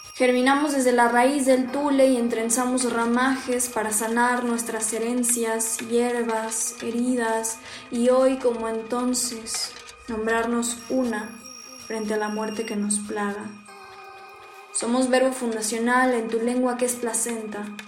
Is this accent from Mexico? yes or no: yes; Texcoco, State of Mexico, Mexico; tengo 22 años, soy de Texcoco, Estado de México